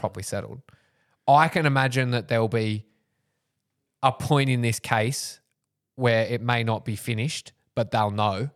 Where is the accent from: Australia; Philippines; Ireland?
Australia; Wingham, New South Wales; I grew up in Wingham